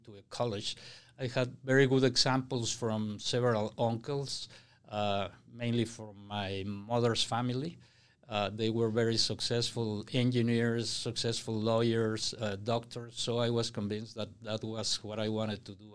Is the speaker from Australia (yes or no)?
no; Mexico City, Mexico; moved away; I was born and raised in Mexico City